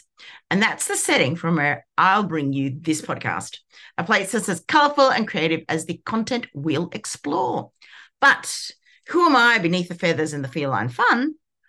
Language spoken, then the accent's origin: English; Sydney, New South Wales, Australia; I'm from Sydney, Australia, and I hang with my fabulous family